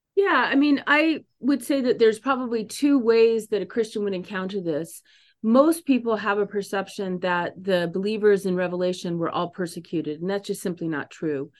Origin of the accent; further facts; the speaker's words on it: San Diego, California, United States; moved away as an adult; also born or lived in Paris / Midwest; I was born and raised in San Diego